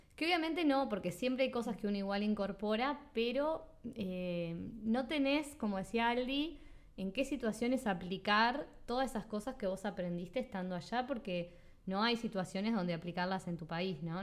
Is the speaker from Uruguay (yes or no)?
yes; Uruguay; also born or lived in Sweden / Australia / Spain; yo soy uruguaya y lo voy a seguir siendo siempre